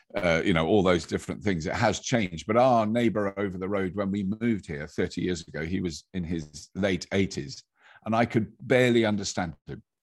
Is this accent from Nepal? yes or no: no; United Kingdom; as British people are generally, have got an ear for an accent just because of the way, where, where we've grown up